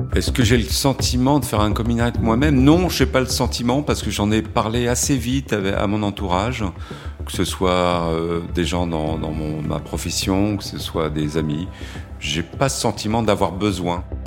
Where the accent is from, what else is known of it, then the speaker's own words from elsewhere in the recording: Créteil, Île-de-France, France; also born or lived in Paris; Je suis né à Paris, mais on a très vite euh, bougé et vécu en banlieue parisienne, à Créteil, pour être précis